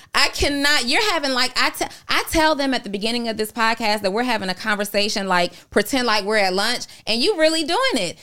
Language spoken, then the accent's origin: English; Atlanta, Georgia, United States; also born or lived in New Orleans, Louisiana; I am originally from New Orleans, but I went to school in Atlanta. I've been here since